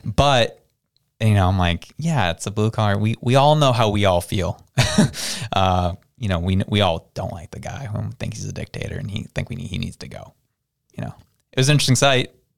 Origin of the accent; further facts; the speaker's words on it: Canada; as a Canadian